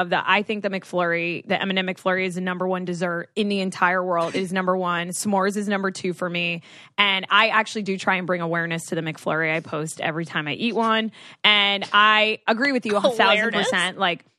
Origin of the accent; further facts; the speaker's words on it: Florida, United States; I'm sure a part of that is growing up in Florida and going multiple times and just watching the movies.